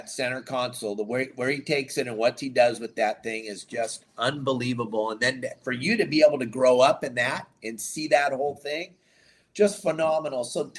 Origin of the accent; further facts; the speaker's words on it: California, United States; Growing up in the South Bay, what a spectacular way to grow up.